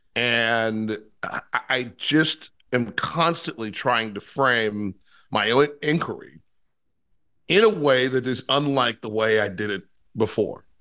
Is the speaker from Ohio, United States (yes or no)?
yes; Ohio, United States; I'm from Ohio